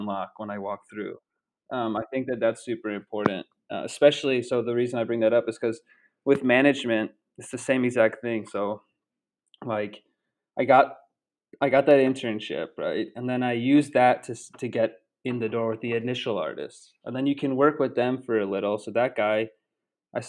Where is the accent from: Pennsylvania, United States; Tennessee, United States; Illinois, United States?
Illinois, United States; Chicago; moved away; also born or lived in Denver / Boston; I'm from Chicago